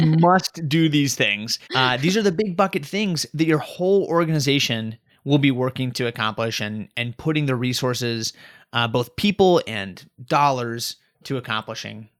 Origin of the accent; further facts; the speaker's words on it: Colorado, United States; now in Raleigh, United States; I'm originally from Colorado